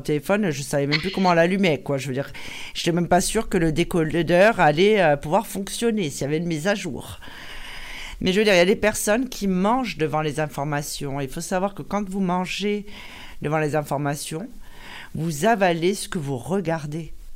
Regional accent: Corsica, France; nous en Corse

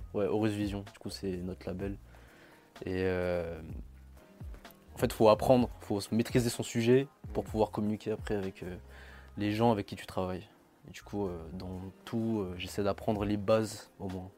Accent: Madagascar; je suis malgache

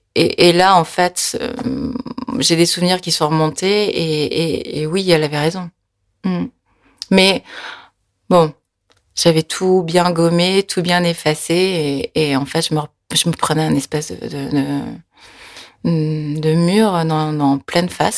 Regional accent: France; born or raised there; French is a second language; also born or lived in Korea

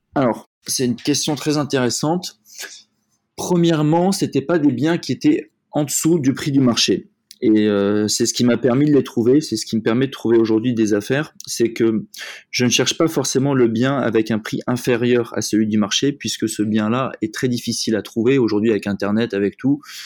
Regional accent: south of France, France; also born or lived in Paris / Cannes; Je suis né à Paris, mais je suis parti à l'âge de 7 ans euh, habiter dans le sud de la France. Aujourd'hui, j'habite donc sur Cannes

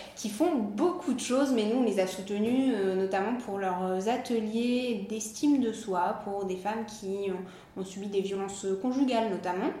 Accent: Nice, Provence-Alpes-Côte d'Azur, France; moved away as an adult; also born or lived in Biarritz / China / Hawaii; now in Cannes, France; je suis niçoise

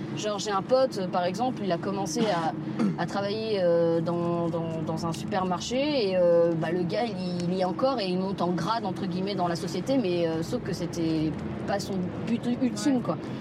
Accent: Paris, Île-de-France, France; j'ai grandi dans le 4e arrondissement de Paris, dans le Marais

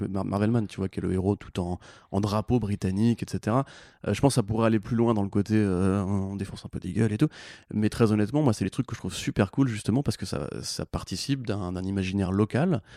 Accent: France

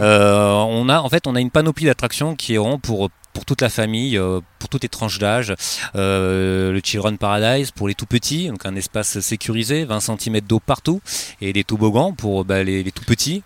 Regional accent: Montpellier area, Occitania, France; moved away as an adult; now in Arcachon Basin, France; je viens de, de la région de Montpellier.

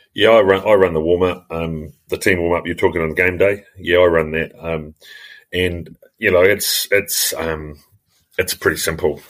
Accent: New Zealand; also born or lived in Australia; I was born and bred in New Zealand.

